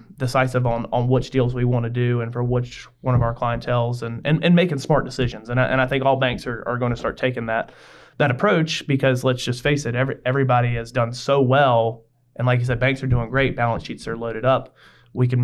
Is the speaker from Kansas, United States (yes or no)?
no; Greenville, South Carolina, United States; I went to Greenville High. So I was in the downtown area, and I graduated Greenville High in 2005